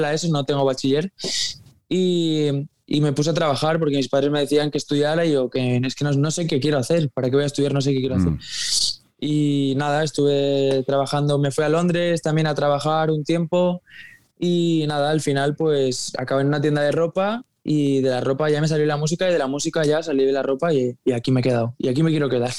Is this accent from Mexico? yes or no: no; Mallorca, Balearic Islands, Spain; Yo es que soy de Mallorca